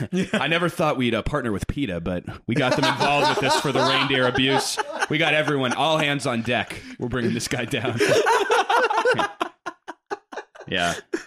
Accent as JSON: {"language": "English", "country": "United States", "tie": "born or raised there", "said": "Well, I didn't grow up in LA. I grew up in South Bend, Oregon, where..."}